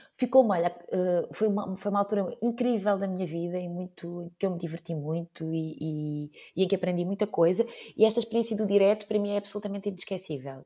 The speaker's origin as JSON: {"language": "Portuguese", "town": "Azambuja", "region": "Lisbon", "country": "Portugal", "said": "na Zambuja, que era, é de onde eu sou"}